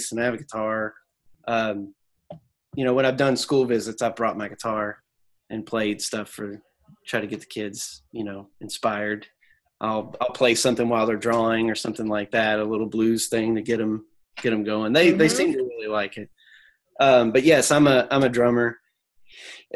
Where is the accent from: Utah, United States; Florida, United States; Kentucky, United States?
Kentucky, United States; I grew up in Kentucky